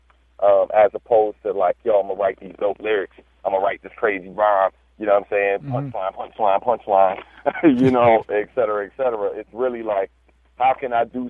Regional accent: Prince George's County, Maryland, United States; born or raised there; also born or lived in Baltimore, Maryland

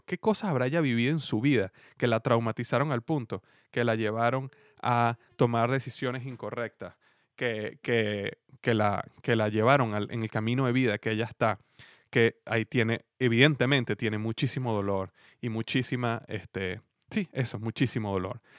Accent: Venezuela; mi país en este momento, en Venezuela

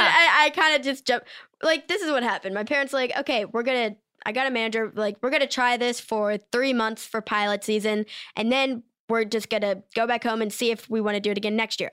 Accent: Maryland, United States; accent: Maryland accent; I'm from Maryland

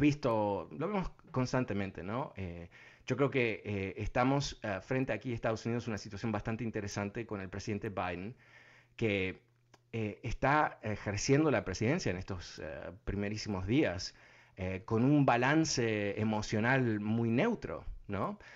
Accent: Uruguay; moved away; also born or lived in Argentina; yo soy uruguayo

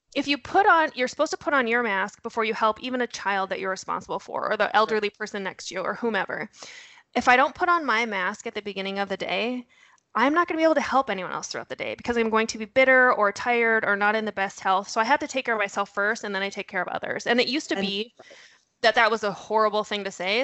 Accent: North Dakota, United States; I am originally from North Dakota. You'll hear a horrible accent thrown in there. Um, I might drop a you betcha now and again

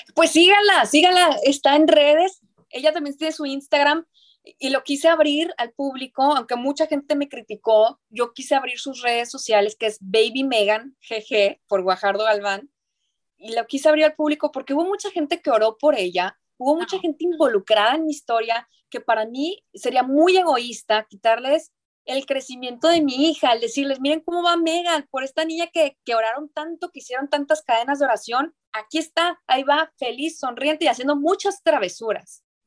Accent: northern Mexico, Mexico; soy norteña

